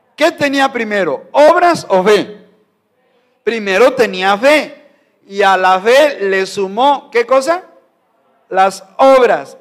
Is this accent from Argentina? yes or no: no; Mexico; como mexicano no puedo negar mi sangre, mi raza, mi pueblo